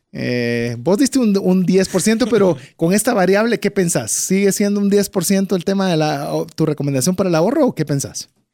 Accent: Guatemala; como guatemaltecos

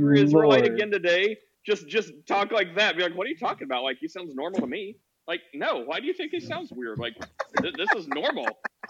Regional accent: Missouri, United States; I had a friend that I grew up with in Missouri

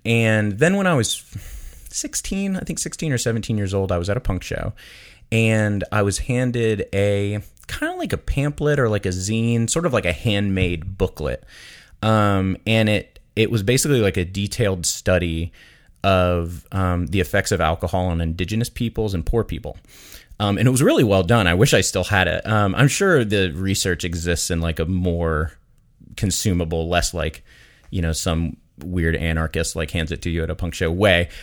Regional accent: Daytona Beach, Florida, United States; I grew up in Daytona Beach, Florida

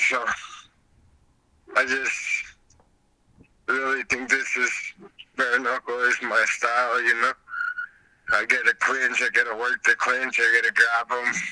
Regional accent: Albuquerque, New Mexico, United States; I'm from Albuquerque.

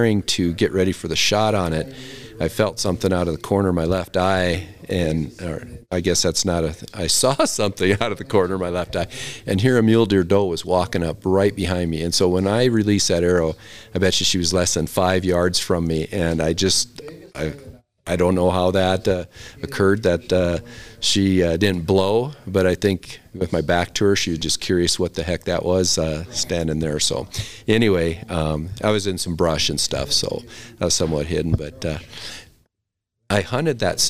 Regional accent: South Dakota, United States; moved away; I grew up in South Dakota, so I have to go back there every year.

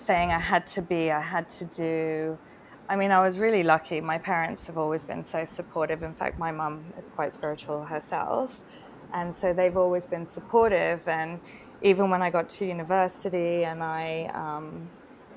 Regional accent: Singapore; moved away as an adult; now in Bali, Indonesia; Growing up in Singapore as well, you know, it was quite a strict education system

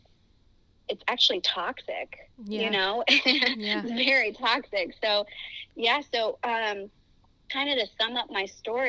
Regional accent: Miami, Florida, United States; moved away as an adult; now in Orange County, United States; I grew up in Miami, Florida, where my parents were pastors at a church and missionaries

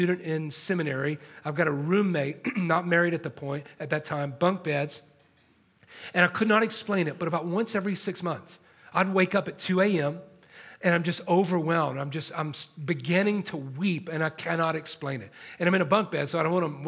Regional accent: Atlanta, Georgia, United States; now in Los Angeles, United States; I'm not from here, I'm from Atlanta

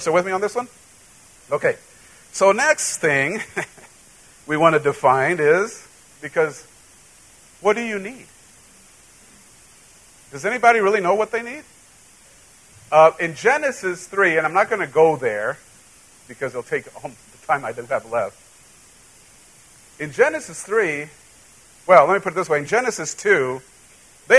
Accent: central Mexico, Mexico; now in United States; I grew up in Central Mexico

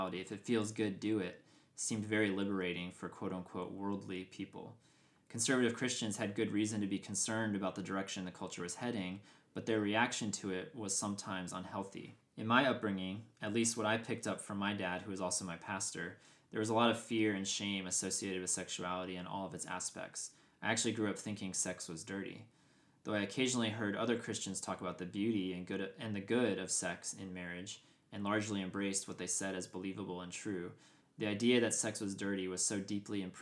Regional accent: Georgia, United States; also born or lived in outside Philadelphia, Pennsylvania; Because I grew up in outside of Philadelphia, and then I grew up in super conservative Georgia.

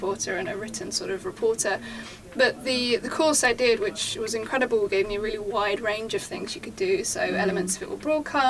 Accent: Basildon, East of England, United Kingdom; accent: Essex; also born or lived in Shropshire / Brentwood; Although you can't tell from my very Essex accent, I was actually born in Basildon. Yeah, so came from Essex.

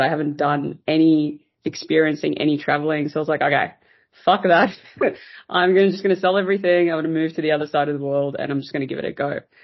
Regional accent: South Africa; moved away as an adult; now in Australia; I'm originally from South Africa. So yeah. uh, I was born there.

